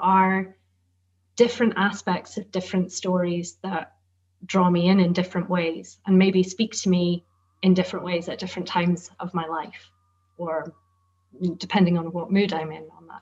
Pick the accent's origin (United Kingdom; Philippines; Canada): United Kingdom; Shetland, Scotland; And I grew up in Shetland, which has very strong Nordic connections.